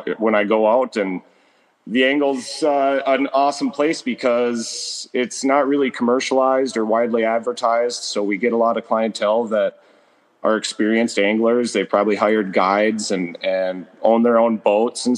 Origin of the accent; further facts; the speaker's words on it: Rainy River, Minnesota, United States; I grew up right on the Rainy River